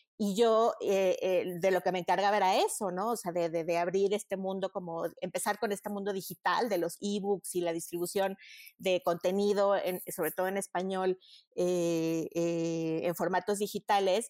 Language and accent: Spanish; Mexico; also born or lived in Madrid, Spain; yo tenía muy claro que sí quería regresar a México.